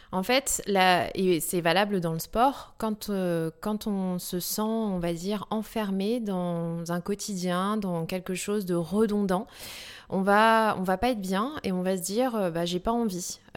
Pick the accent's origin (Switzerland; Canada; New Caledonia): New Caledonia; je suis née en Nouvelle-Calédonie et j'ai vraiment été au contact à la nature très très jeune.